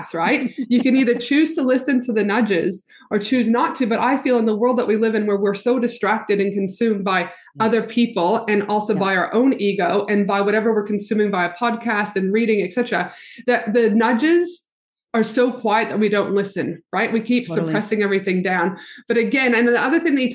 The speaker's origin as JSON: {"language": "English", "country": "Canada", "said": "the white girl Canadian hips"}